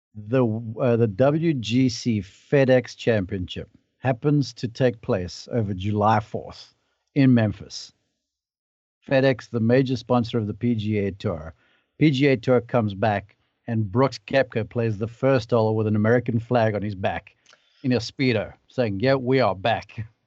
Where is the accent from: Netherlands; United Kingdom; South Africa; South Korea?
South Africa; now in United States; I can speak to you as a South African